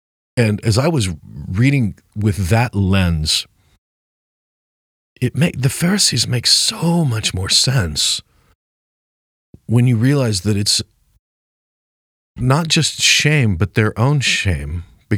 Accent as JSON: {"language": "English", "town": "Superior", "region": "Nebraska", "country": "United States", "tie": "born or raised there", "said": "And including my hometown of Superior, Nebraska."}